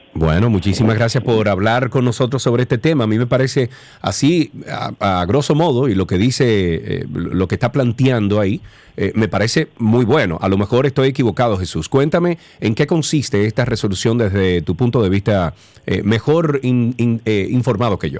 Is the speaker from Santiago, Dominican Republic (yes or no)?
yes; Santiago de los Caballeros, Santiago, Dominican Republic; yo soy de allá, yo soy de Isibao